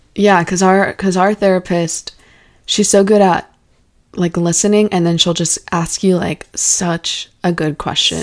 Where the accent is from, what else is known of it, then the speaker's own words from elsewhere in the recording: Alaska, United States; I was born in Alaska